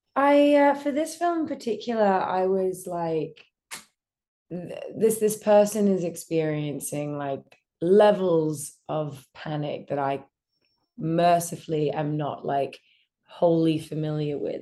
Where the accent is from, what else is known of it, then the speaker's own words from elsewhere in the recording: Australia; I grew up in Australia in a pretty normal family